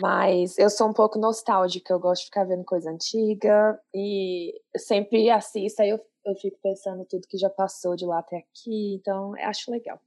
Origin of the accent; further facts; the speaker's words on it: Goiânia, Goiás, Brazil; moved away as an adult; also born or lived in Denver, Colorado; now in Colorado, United States; eu sou de Goiânia e moro aqui nos Estados Unidos já vai fazer cinco anos